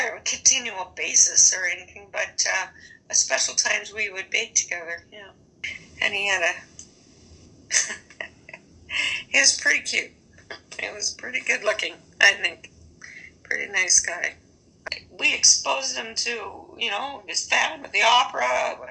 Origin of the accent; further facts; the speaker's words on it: Swift Current, Saskatchewan, Canada; moved away; my hometown